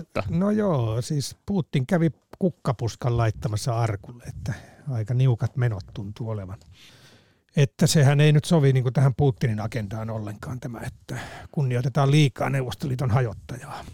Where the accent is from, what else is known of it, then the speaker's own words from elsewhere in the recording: Salla, Lapland, Finland; Sallasta kotoisin olevana